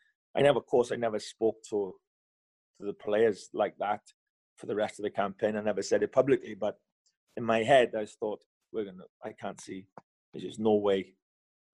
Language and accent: English; Wales, United Kingdom; I'm Welsh